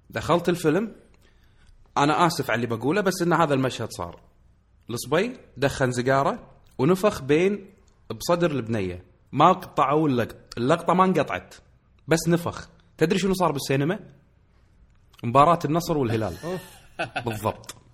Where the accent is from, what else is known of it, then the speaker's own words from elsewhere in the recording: Kuwait; الوضع عندنا في الكويت يختلف عندنا في الكويت السينما ملاذ نهايه الاسبوع